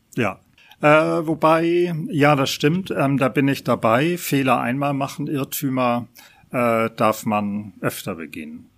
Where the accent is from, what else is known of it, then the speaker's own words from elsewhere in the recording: Hamburg, Germany; Hamburger an dritter Generation